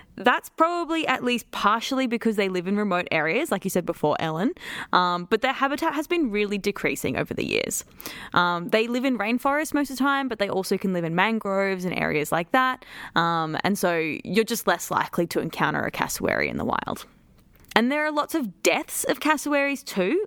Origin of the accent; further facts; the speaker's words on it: Queensland, Australia; as a Queenslander